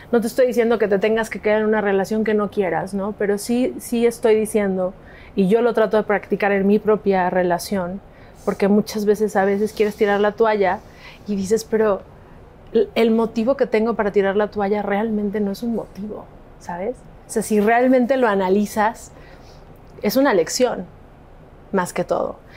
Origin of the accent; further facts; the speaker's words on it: Mexico; also born or lived in Los Angeles, United States; en Estados Unidos. Entonces nos mudamos ahí en esa época un montón de tiempo a México